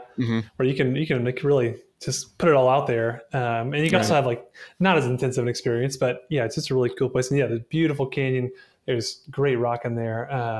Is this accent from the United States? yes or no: yes; Aiken, South Carolina, United States; moved away as an adult; also born or lived in Nashville, North Carolina / Columbia, South Carolina / Front Range, Colorado / Reno, Nevada; now in Chattanooga, United States; I'm originally from the Southeast. I kind of grew up between North and South Carolina, mostly in a little town called Aiken, South Carolina, and then an even smaller town called Nashville, North Carolina, and went to college in Columbia, South Carolina